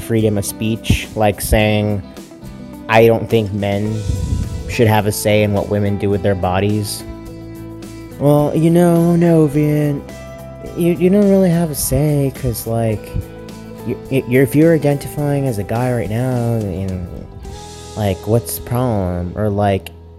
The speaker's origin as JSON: {"language": "English", "region": "Texas", "country": "United States", "tie": "born or raised there", "said": "I'm from Texas. I was born in Texas. I was raised in Texas"}